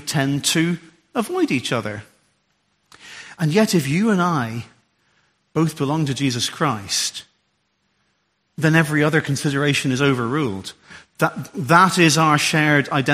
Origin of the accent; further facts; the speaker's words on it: Ulster, Northern Ireland, United Kingdom; also born or lived in Derbyshire; now in Solihull, United Kingdom; I'm an Ulsterman